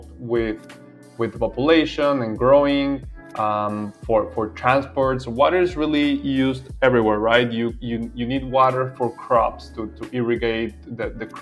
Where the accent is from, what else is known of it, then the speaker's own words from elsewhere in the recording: Venezuela; I am from Venezuela.